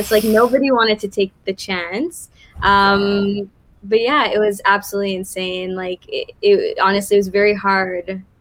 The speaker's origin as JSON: {"language": "English", "town": "Montreal", "region": "Quebec", "country": "Canada", "tie": "born or raised there", "said": "From the All West Island, from the West part which is why I'm like super English."}